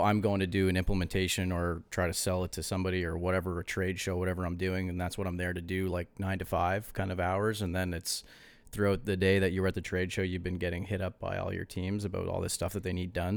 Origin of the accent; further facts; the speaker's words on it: East Coast, Canada; we're from the East Coast, too.